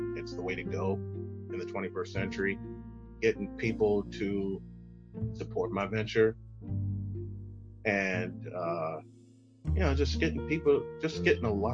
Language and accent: English; Chicago, Illinois, United States; moved away; my hometown of Chicago